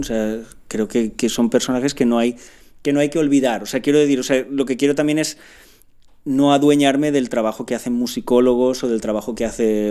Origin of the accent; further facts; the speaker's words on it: Picanya, Valencian Community, Spain; Picaña es un pueblo